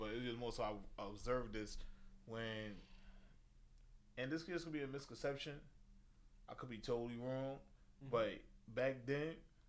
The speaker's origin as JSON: {"language": "English", "town": "New York City", "region": "New York", "country": "United States", "tie": "born or raised there", "said": "growing up in Coney Island."}